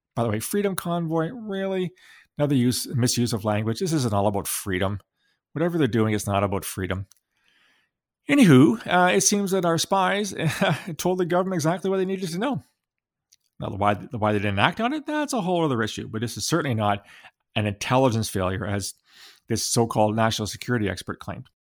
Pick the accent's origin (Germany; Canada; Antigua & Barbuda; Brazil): Canada; I'm a very proud Canadian